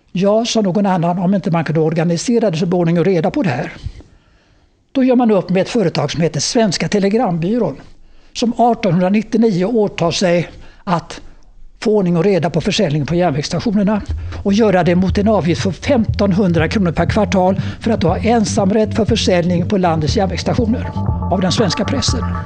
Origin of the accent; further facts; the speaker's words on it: Gothenburg, Västra Götaland, Sweden; Nere i Göteborg, där jag kommer ifrån